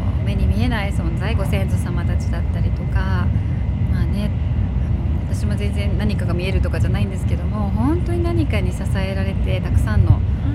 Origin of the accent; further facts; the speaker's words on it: Hamamatsu, Shizuoka, Japan; now in London, United Kingdom; 浜松は私のふるさとです